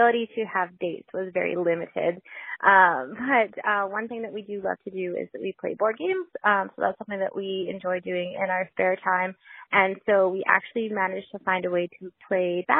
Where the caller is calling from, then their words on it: Alberta, Canada; I'm calling from Alberta, Canada